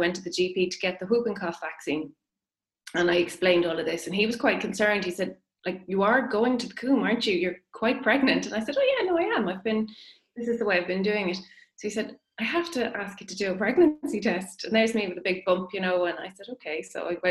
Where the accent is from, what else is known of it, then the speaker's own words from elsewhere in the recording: Maynooth, County Kildare, Ireland; moved away as an adult; now in Newbridge, Ireland; I'm from Maynooth